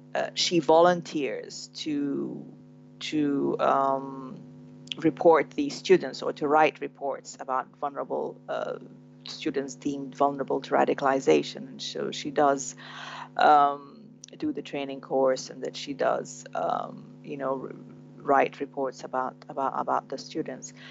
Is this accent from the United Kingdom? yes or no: no; Sudan; born or raised there; moved away